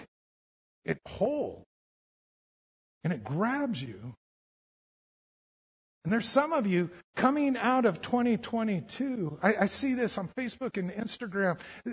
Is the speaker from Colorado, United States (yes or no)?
yes; Colorado, United States; I grew up in Colorado